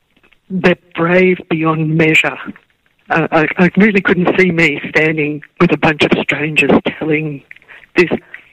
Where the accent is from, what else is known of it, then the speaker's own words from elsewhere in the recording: Australia; I'm from Australia.